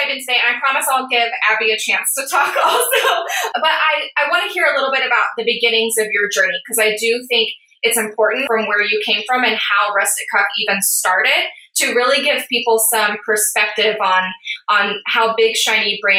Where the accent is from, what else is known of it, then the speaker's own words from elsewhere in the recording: Tulsa, Oklahoma, United States; my hometown in Tulsa.